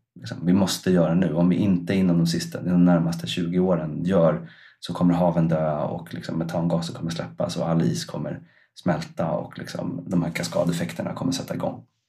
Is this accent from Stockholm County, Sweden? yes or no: yes; Stockholm, Stockholm County, Sweden; moved away as an adult; now in Iceland; jag flyttade ju från Stockholm som är liksom min på ett eller annat sätt hembygd. Alltså jag har bott där sedan jag var två tills dess att jag var